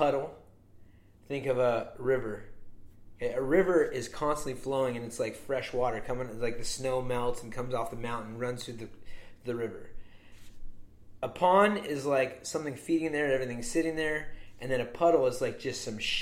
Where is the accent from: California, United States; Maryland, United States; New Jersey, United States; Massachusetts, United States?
California, United States; I'm from California.